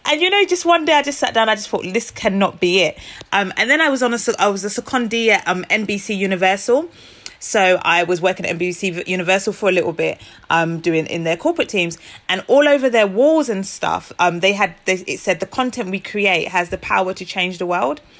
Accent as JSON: {"language": "English", "country": "Nigeria", "said": "I'm Nigerian, just the rich culture, richness of our culture"}